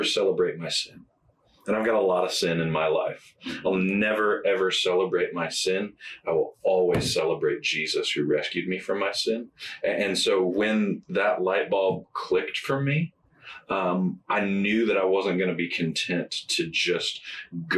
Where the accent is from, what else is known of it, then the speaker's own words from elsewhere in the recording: Indiana, United States; moved away as an adult; also born or lived in Memphis, Tennessee / Jonesboro, Arkansas; we're both from Indiana. We'd love to be back closer to family